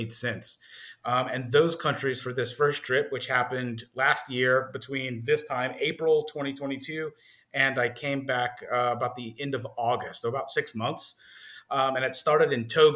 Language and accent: English; New Orleans, Louisiana, United States; I hail from New Orleans, Louisiana